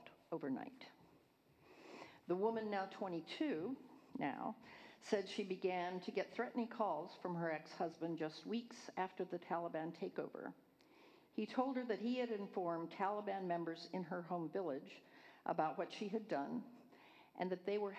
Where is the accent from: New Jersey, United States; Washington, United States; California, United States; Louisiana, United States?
California, United States; I'm from California, Northern and Southern California, all over the place